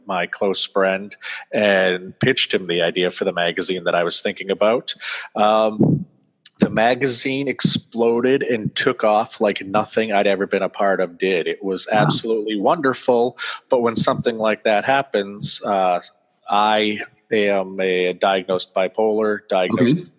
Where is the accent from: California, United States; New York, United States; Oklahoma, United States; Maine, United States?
Maine, United States; Auburn; my hometown, why can't where I live now